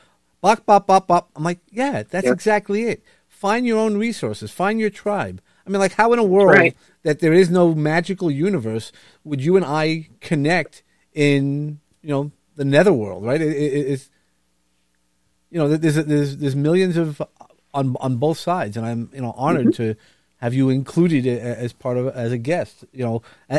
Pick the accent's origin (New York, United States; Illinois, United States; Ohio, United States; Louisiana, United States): New York, United States; Brooklyn; you're going to hear that I'm from Brooklyn. I mean, it's not something that you can hide